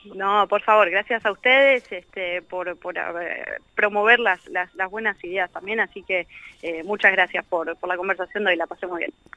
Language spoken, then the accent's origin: Spanish; Argentina; Siendo argentino